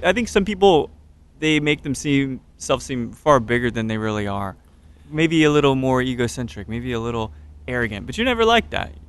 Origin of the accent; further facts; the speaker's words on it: Katy, Texas, United States; I'm a Katy guy